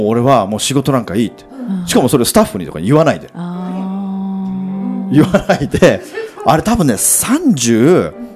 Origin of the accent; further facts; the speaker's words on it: Hachioji, Tokyo, Japan; 僕の地元の八王子のお店なんですよ、僕は八王子の人間だった